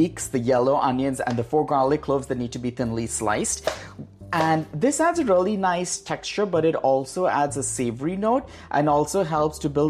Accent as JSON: {"language": "English", "country": "India", "tie": "born or raised there", "also_born_or_lived": "Goa", "moved": "yes", "lives_now": "California, United States", "said": "the India I grew up"}